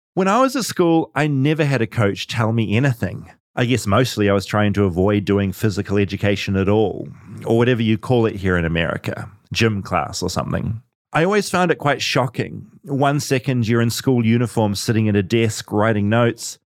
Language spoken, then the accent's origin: English; New Zealand; As a New Zealander